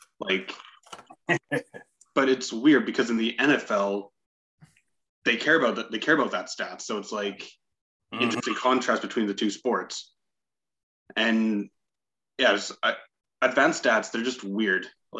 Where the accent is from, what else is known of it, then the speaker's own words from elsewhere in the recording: Red Deer, Alberta, Canada; I'm from Red Deer